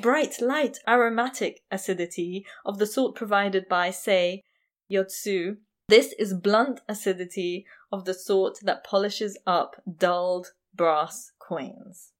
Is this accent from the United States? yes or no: no; India; I'm Indian